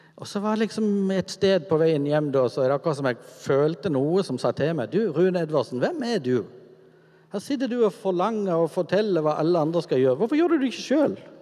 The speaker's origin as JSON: {"language": "Norwegian", "town": "Kvinesdal", "region": "Agder", "country": "Norway", "tie": "born or raised there", "said": "min oppvekst er egentlig veldig sånn normal i gata hjemme i Kvinesdal med de gutta som bodde der."}